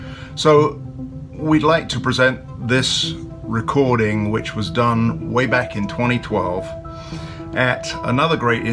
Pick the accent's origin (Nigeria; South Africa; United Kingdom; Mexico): United Kingdom; the Brit and Yankee Pub. I'm the Brit